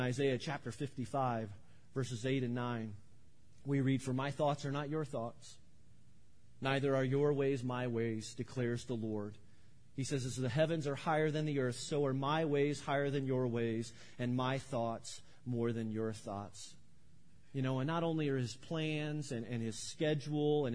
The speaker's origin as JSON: {"language": "English", "area": "near New Berlin", "region": "Illinois", "country": "United States", "tie": "born or raised there", "said": "I grew up near New Berlin, Illinois"}